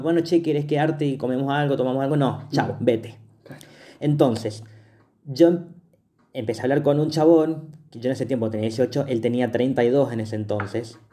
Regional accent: Mendoza, Argentina; somos de Mendoza

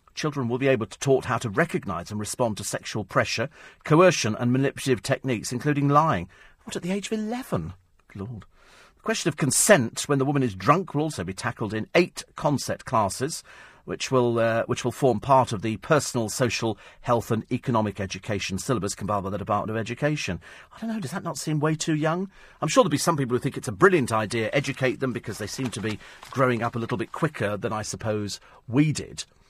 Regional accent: United Kingdom; We're British

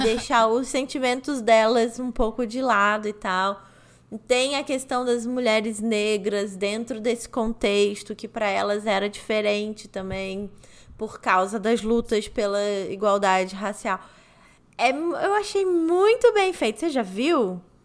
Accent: Rio de Janeiro, Brazil; moved away; eu já não morava mais no Rio de Janeiro, sabe? Quando eu saí do Rio de Janeiro

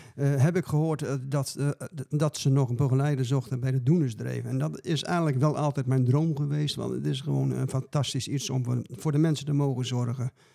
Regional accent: Dronten, Flevoland, Netherlands; ik kom uit Dronten en ik ben een begeleider

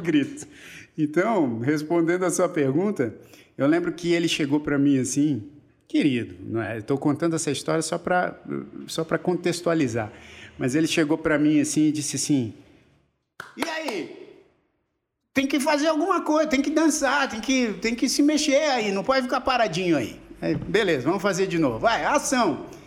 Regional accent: São Paulo, Brazil; eu nasci na Promatre da Avenida Paulista

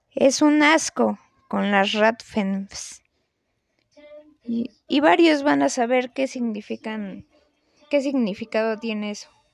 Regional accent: Mexico; como buenos mexicanos

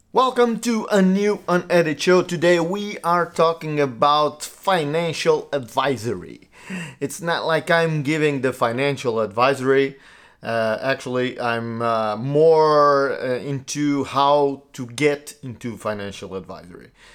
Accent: Portugal; also born or lived in United States; I live in Portugal. I, I grew up in Portugal.

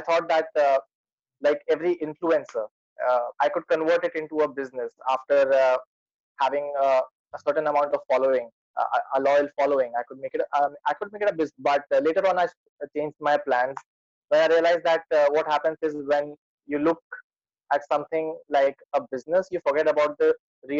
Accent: Lucknow, Uttar Pradesh, India; I'm from India, as you can notice it from my accent

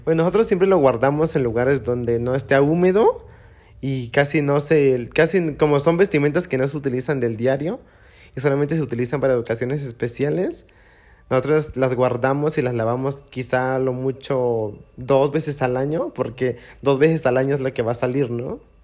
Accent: Oaxaca, Mexico; also born or lived in Juchitán; now in Mexico City, Mexico; yo salí de Oaxaca, pero Oaxaca nunca salió de mí.

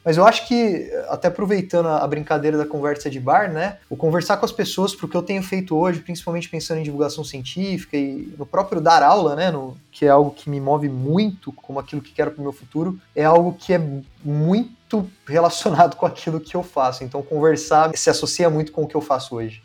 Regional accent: Campinas, São Paulo, Brazil; aqui por Campinas, eu sou de Campinas

